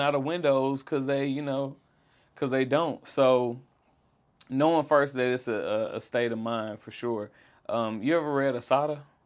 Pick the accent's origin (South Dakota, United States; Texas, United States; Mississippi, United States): Mississippi, United States; Jackson; I grew up in South Jackson